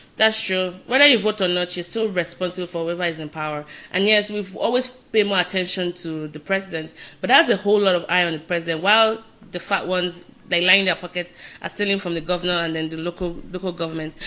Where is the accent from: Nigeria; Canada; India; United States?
Nigeria; Lagos; I'm from Lagos